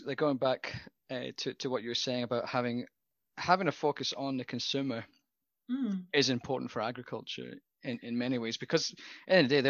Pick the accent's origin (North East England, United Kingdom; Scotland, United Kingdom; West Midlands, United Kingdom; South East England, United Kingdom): Scotland, United Kingdom; as a Scotsman